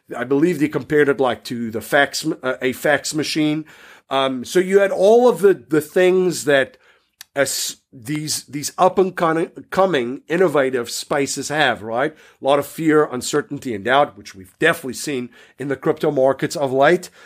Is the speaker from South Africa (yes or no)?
yes; South Africa; growing up in South Africa